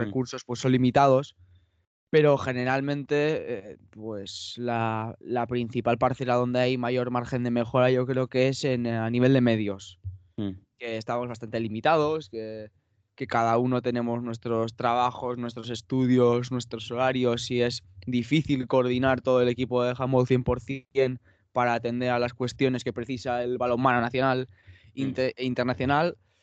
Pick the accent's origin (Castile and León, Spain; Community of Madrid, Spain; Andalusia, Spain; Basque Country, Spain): Basque Country, Spain; Irún; soy un chico de, de Irún, de 18 años